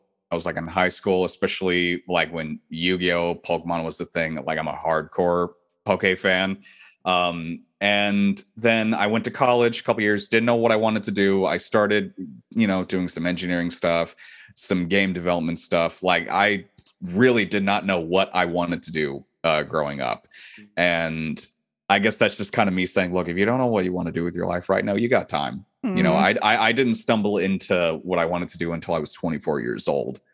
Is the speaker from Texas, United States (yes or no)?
yes; Irving, Texas, United States; also born or lived in Santa Barbara, California / Dallas, Texas; my hometown that I was growing up in Irving